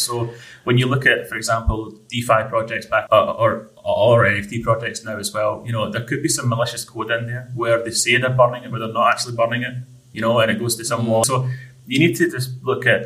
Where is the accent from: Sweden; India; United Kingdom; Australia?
United Kingdom; Scotland; being the Scottish person I am